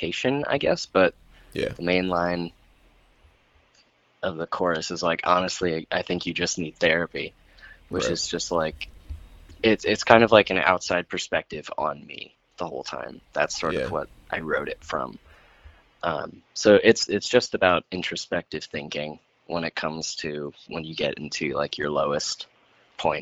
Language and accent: English; PA, Pennsylvania, United States; moved away; I have some friends in my hometown in PA